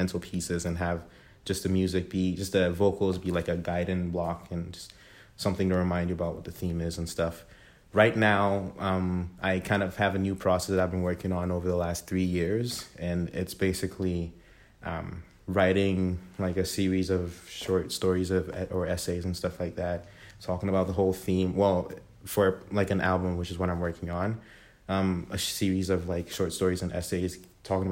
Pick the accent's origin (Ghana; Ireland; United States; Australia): Ghana; also born or lived in Toronto, Canada; now in Kingston, Canada; Born and raised in Ghana in West Africa, moved to Toronto in December 2013.